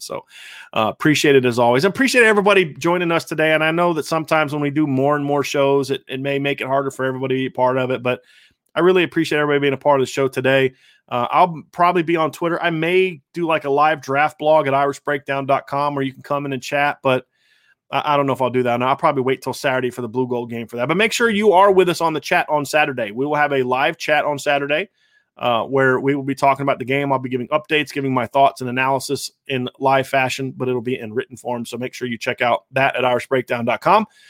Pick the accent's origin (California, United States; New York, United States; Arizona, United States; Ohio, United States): Ohio, United States; Northwest; I grew up in Northwest Ohio, surrounded by nothing but Cleveland